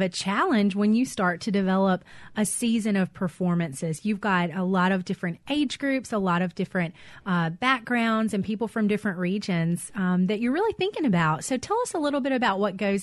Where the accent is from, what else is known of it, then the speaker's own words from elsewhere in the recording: the Mississippi Delta, United States; I grew up in the Delta